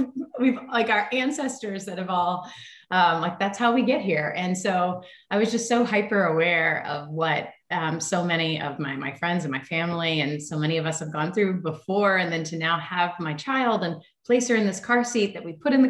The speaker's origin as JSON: {"language": "English", "region": "Tennessee", "country": "United States", "tie": "born or raised there", "also_born_or_lived": "Los Angeles", "moved": "as an adult", "said": "I grew up in Tennessee and I grew up camping and climbing trees and running through creeks"}